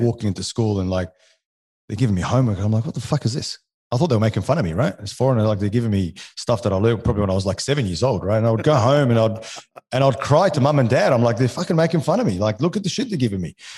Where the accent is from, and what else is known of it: Alexandria, Alexandria Governorate, Egypt; born or raised there; first language French; English is a second language; also born or lived in New Zealand; now in Australia